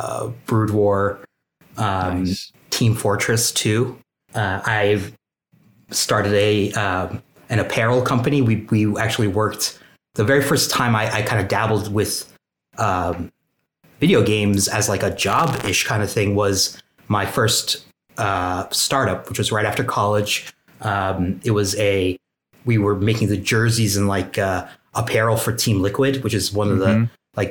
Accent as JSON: {"language": "English", "country": "Turkey", "moved": "yes", "lives_now": "United States", "said": "My technical title is a senior business and gameplay analyst, and I'm originally from Turkey. I did all my schooling on the East Coast of the United States."}